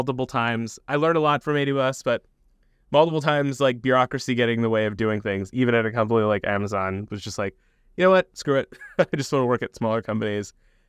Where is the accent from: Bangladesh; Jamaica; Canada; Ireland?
Bangladesh; born there; also born or lived in United States / Saudi Arabia / England / Iran; I was born in Bangladesh, so I moved around a lot growing up. Lived in the U.S. when I was super young, but then moved to Saudi Arabia, back to Bangladesh, to England, to Iran, Bangladesh again.